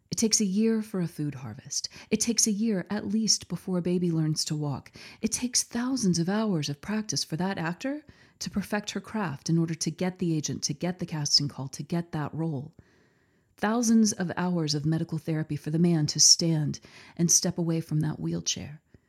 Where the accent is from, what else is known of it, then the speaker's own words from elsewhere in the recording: Texas, United States; here in my home state of Texas